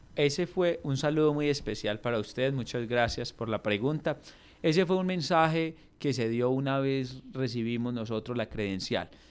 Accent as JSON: {"language": "Spanish", "town": "Samaná", "region": "Caldas", "country": "Colombia"}